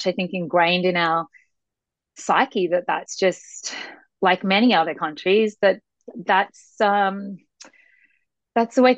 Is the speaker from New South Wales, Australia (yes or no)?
yes; Sydney, New South Wales, Australia; moved away as an adult; now in United States; I'm from Sydney, Australia.